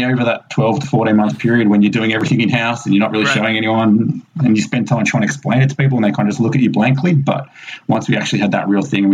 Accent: Melbourne, Victoria, Australia; also born or lived in England; now in Texas, United States; I grew up in Melbourne, Australia, so right down the bottom of Australia

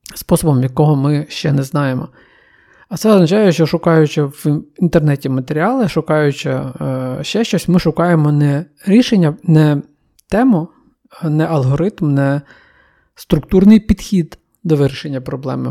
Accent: Ukraine; віддалені куточки країни, і там, звідки я родом

